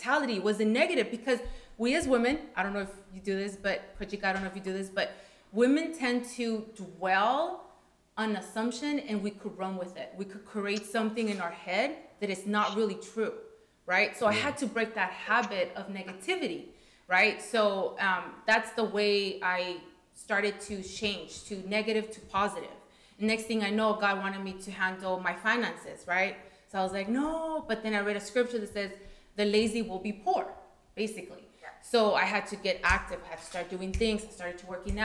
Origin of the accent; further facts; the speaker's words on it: Coachella, California, United States; also born or lived in Washington; I can't run away from Coachella no more. I can't run away from the Valley anymore. I have to stay home